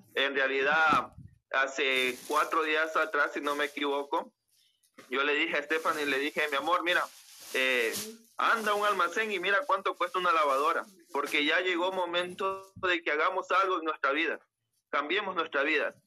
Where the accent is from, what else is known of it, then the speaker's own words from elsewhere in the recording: Las Naves, Bolívar, Ecuador; Yo soy del Cantón Las Naves, provincia de Bolívar